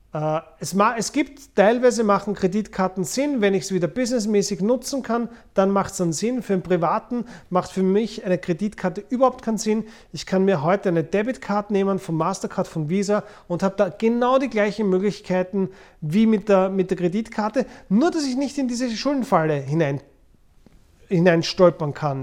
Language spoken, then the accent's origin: German; Vienna, Austria; Ich bin in Wien geboren und aufgewachsen